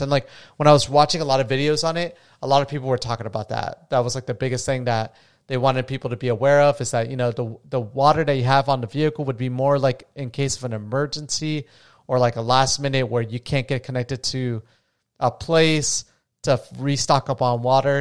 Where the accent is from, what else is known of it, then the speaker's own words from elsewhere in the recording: New Smyrna Beach, Florida, United States; I'm from, uh, New Smyrna Beach, Florida